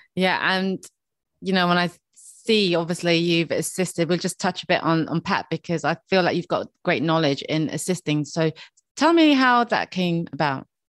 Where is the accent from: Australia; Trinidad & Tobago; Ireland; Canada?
Ireland; Dublin, Leinster; I'm from Dublin